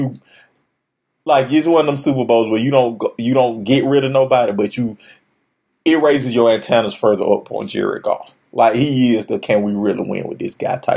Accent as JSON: {"language": "English", "town": "Atlanta", "region": "Georgia", "country": "United States", "said": "we are from Atlanta"}